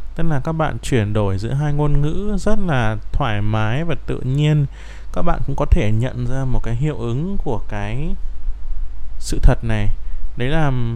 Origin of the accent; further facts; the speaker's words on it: Vietnam; first language Vietnamese; chính chúng ta bạn và tôi đều là người việt